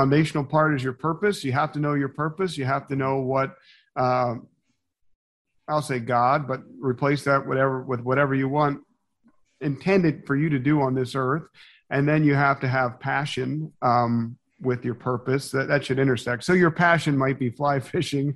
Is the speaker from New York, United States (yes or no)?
no; Philadelphia, Pennsylvania, United States; I'm from Philadelphia